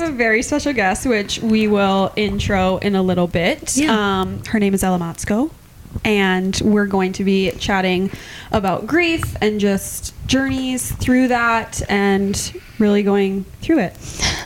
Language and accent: English; Clear Lake, Iowa, United States; I'm from Clear Lake